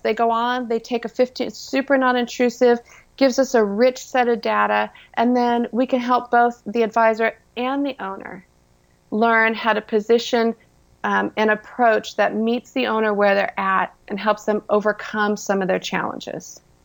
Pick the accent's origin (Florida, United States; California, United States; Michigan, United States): California, United States; Orange County; I was born and raised in Orange County, California, hence the orange part.